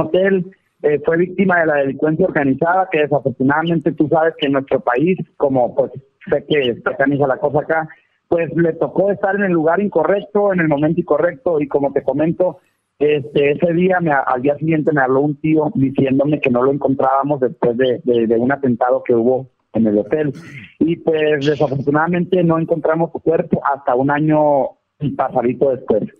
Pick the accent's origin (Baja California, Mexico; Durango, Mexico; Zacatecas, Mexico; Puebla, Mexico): Baja California, Mexico; Valle de la Trinidad; also born or lived in United States; now in Mexicali, Mexico; Yo estoy en Mexicali, Baja California, más soy originario de Valle de la Peña